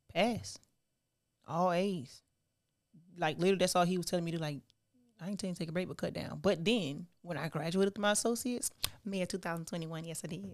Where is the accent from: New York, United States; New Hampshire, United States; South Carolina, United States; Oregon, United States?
South Carolina, United States; also born or lived in Charleston, South Carolina / Parker's Ferry, South Carolina / Orangeburg, South Carolina; I was born in Charleston, South Carolina. Okay. But I was raised between Parker's Ferry, South Carolina, Smokes, South Carolina, and Orangeburg